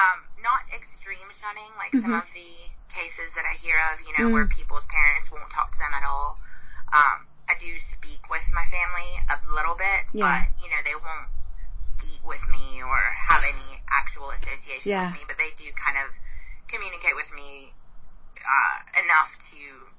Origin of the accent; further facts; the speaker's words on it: South Carolina, United States; obviously. I am from South Carolina, here in the States, and as far as my ex-JW background, I was born and raised in the Jehovah's Witnesses